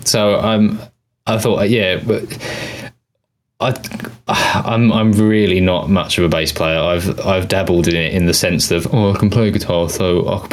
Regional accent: United Kingdom; accent: British; my British accent

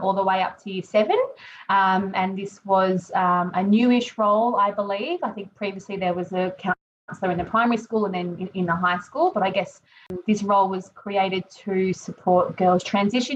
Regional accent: Melbourne, Victoria, Australia; moved away; I'm from Melbourne

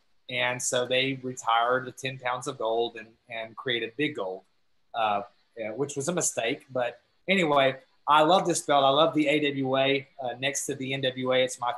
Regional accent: Georgia, United States; when I was growing up in Georgia

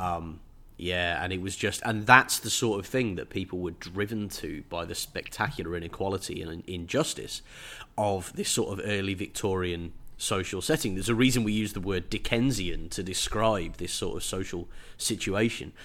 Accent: England, United Kingdom; as an English person

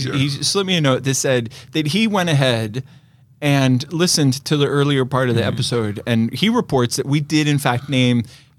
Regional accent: New York, United States; I'm from New York, so I don't often do the tourist routine

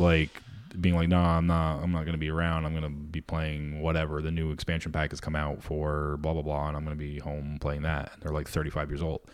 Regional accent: Vermont, United States; I grew up in Vermont

